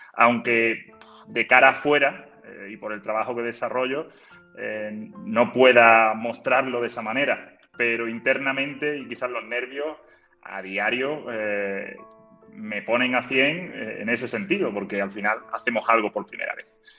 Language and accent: Spanish; Málaga, Andalusia, Spain; soy de Málaga